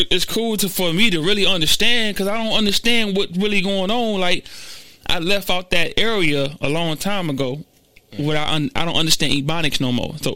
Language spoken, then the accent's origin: English; Garden Valley, United States; Well, I'm from the slums of the slums, boy. I was born and raised in Garden Valley. Nobody would have thought that, right?